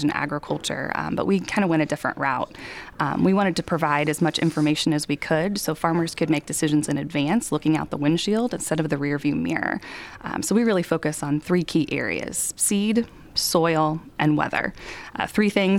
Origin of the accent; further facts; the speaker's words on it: Danville, Indiana, United States; I grew up in Danville, Indiana, so just west of Indianapolis.